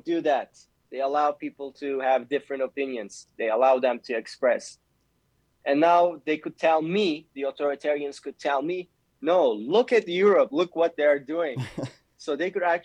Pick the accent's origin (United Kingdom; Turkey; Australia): Turkey; moved away; also born or lived in Canada; as a child growing up in Turkey